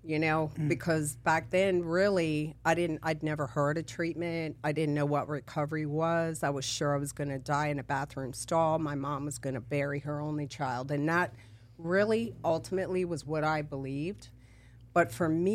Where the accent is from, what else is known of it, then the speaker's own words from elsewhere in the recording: D.C., Maryland, United States; moved away as an adult; also born or lived in San Diego, California; now in Florida, United States; So I'm from California, San Diego, and then I grew up in Maryland, D.C., Virginia area